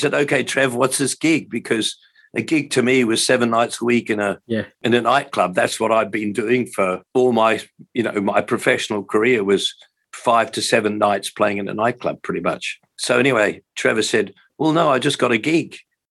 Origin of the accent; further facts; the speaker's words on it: Hamilton, Waikato, New Zealand; moved away as an adult; also born or lived in England / Auckland; I grew up in Hamilton, which is, I think, probably, I don't know, 50,000 people perhaps at that point in time.